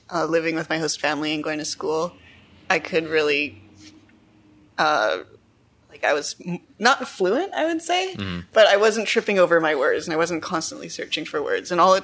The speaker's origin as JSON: {"language": "English", "town": "Ottawa", "region": "Ontario", "country": "Canada", "tie": "born or raised there", "also_born_or_lived": "France / Montreal / Quebec City", "said": "I grew up in Canada. I was born in Ottawa. Grew up in Canada. And then I went on a high school year abroad for a year in France. That was awesome. Mm-hmm. And then I came back and I decided I wanted to live in Montreal for a few years"}